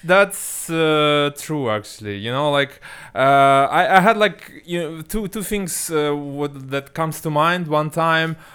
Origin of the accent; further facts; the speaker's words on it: Ulan-Ude, Buryatia, Russia; moved away; also born or lived in Moscow; my hometown in Siberia